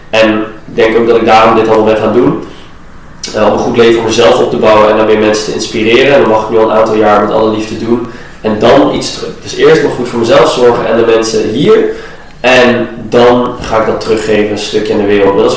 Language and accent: Dutch; Iran; in Azië, en eh, ik kom zelf uit Iran, daar is het ook niet altijd top.